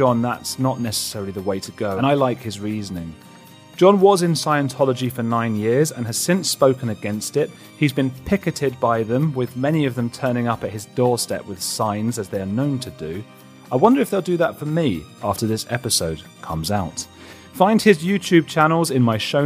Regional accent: Watford, East of England, United Kingdom; I'm from Watford

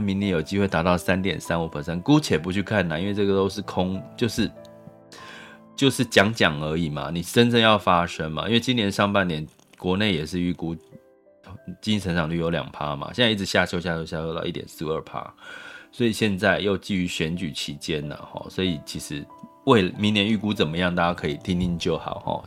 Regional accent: Taiwan; 我们台湾

